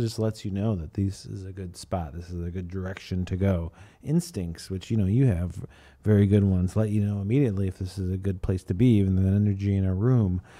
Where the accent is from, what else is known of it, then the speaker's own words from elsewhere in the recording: Chicago, Illinois, United States; I'm from Chicago